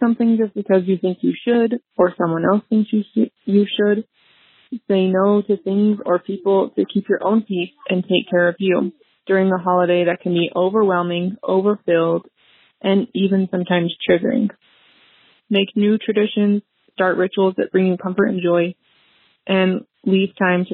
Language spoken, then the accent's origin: English; Northern Utah, United States; I'm from Northern Utah